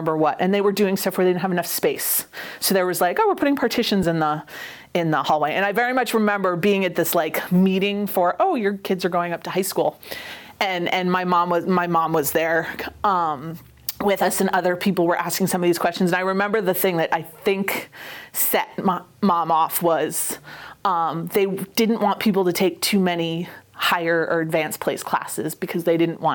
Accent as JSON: {"language": "English", "town": "North Andover", "region": "Massachusetts", "country": "United States", "tie": "born or raised there", "also_born_or_lived": "New Haven, Connecticut", "moved": "as an adult", "lives_now": "Oregon, United States", "said": "I grew up in North Andover, and we were there until I essentially left."}